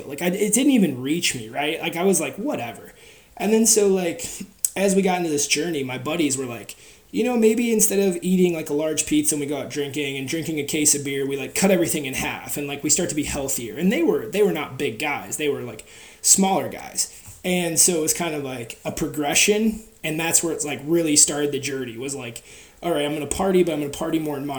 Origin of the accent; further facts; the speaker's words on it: Wisconsin, United States; also born or lived in Seattle, Washington; we moved to Wisconsin from Seattle, and Wisconsin is a very different philosophy on big people